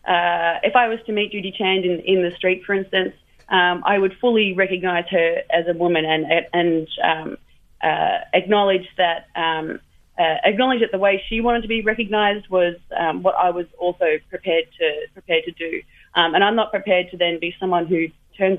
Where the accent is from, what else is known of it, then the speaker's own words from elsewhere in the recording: Australia; I come from Australia